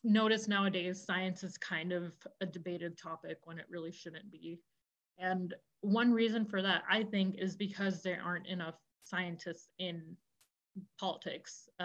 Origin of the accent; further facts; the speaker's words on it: northern Florida, United States; also born or lived in India; now in Chicago, United States; I grew up in Florida, in northern Florida, kind of the border of Georgia, Florida